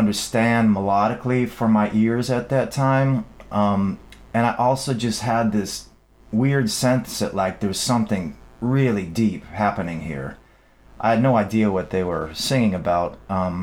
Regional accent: Dearborn, Michigan, United States; where I grew up, Dearborn is like the town of Ford

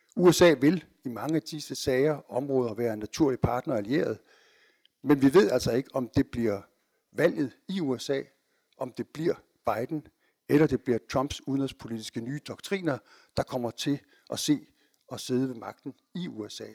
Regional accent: Denmark

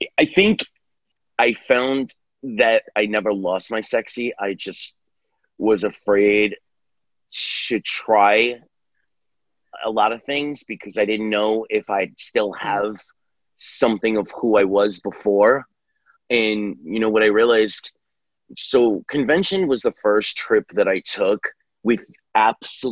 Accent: New York City, New York, United States; I grew up in New York City

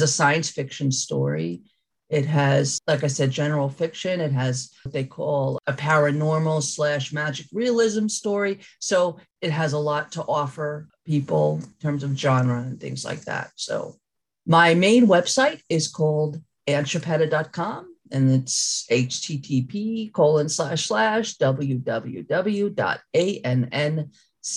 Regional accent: New Rochelle, New York, United States; I'm from New Rochelle, New York

